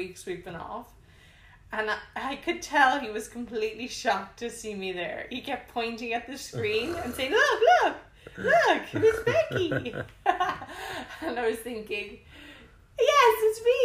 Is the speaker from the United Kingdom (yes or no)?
no; Ireland; moved away as an adult; now in Bangkok, Thailand; I'm Irish, and I've been living in Bangkok for 6 years.